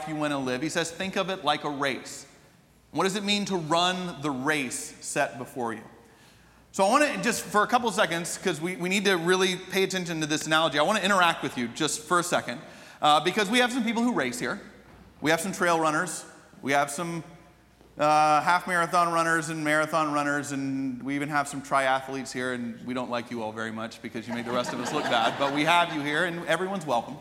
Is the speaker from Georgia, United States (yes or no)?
yes; Atlanta, Georgia, United States; growing up in Atlanta